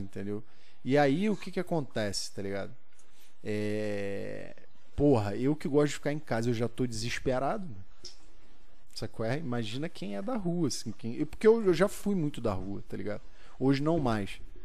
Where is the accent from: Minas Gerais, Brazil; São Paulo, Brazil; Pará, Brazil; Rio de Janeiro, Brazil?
Rio de Janeiro, Brazil; eu fui criado ali na, na em São Cristóvão